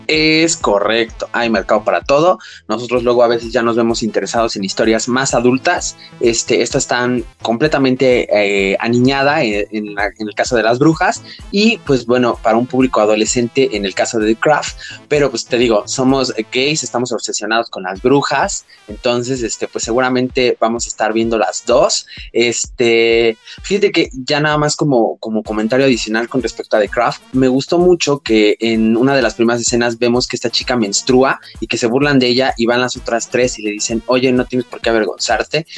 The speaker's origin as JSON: {"language": "Spanish", "country": "Mexico", "said": "en México no tenemos este problema"}